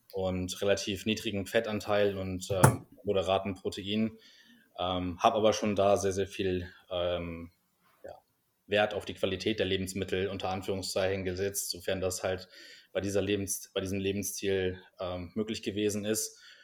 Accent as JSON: {"language": "German", "region": "Hamburg", "country": "Germany", "also_born_or_lived": "United States", "moved": "as an adult", "lives_now": "Vienna, Austria", "said": "ich komme ursprünglich aus Hamburg und ähm, bin vor etwa zehn Jahren nach Wien gezogen, um hier zu studieren"}